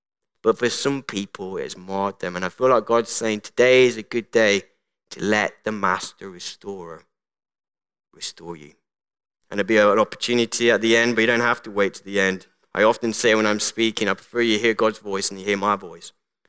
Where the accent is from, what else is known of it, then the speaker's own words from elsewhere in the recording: Colombia; born there; I was called Colombia. And for those who don't know, I was born in the Republic of Colombia.